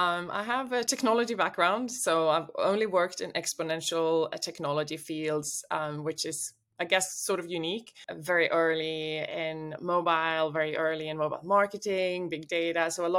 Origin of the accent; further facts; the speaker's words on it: Sweden; English is a second language; I'm from Sweden originally. I've lived in 6 countries, speak 4 languages.